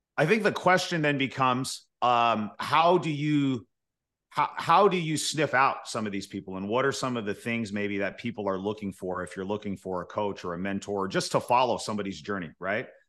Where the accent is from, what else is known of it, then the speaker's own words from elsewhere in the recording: Fresno, California, United States; our market, Fresno, as an example, because this is my hometown